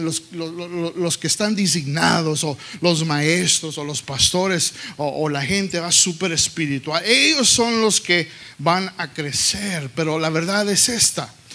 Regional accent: Texas, United States; yo creciendo aquí en los Estados Unidos, en Texas, yo hablaba más inglés Hablaba más inglés que español

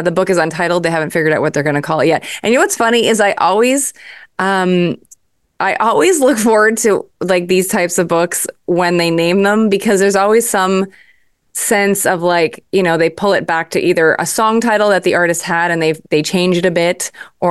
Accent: Montreal, Quebec, Canada; moved away; also born or lived in Toronto; I'm from Montreal, but I went to Ryerson University there.

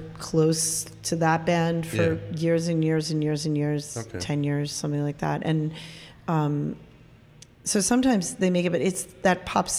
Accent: Cambridge, Massachusetts, United States; I grew up in Cambridge, Massachusetts.

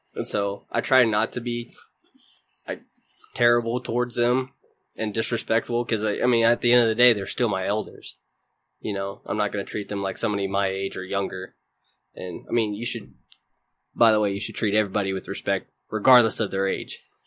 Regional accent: Houston, Texas, United States; moved away as an adult; also born or lived in Mobile, Alabama; now in Kansas, United States; I was originally born in Mobile, Alabama. I grew up in Houston, Texas for most of my life

